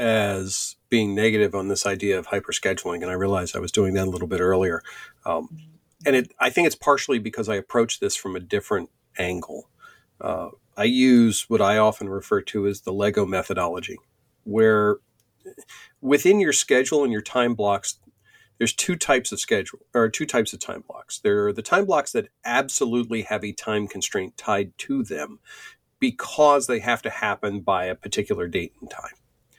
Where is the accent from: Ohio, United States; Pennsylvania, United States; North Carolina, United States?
Pennsylvania, United States